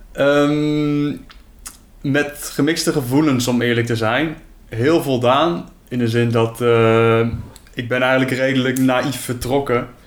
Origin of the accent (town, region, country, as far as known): Netherlands